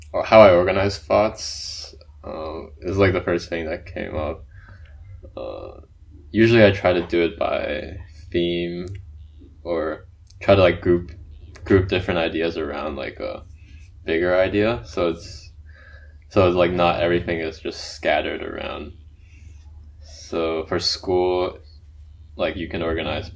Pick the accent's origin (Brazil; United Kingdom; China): China; Shanghai; moved away; I grew up in Shanghai, China